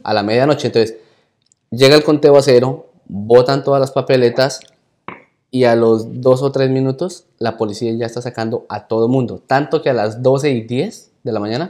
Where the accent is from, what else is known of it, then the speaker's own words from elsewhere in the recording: Colombia; como todo buen colombiano